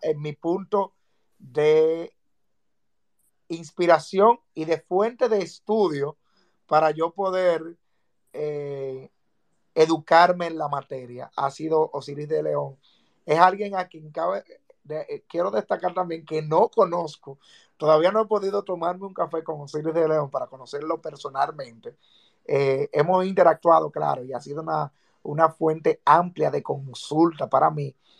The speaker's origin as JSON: {"language": "Spanish", "country": "Dominican Republic", "said": "como ciudadanos y como dominicanos"}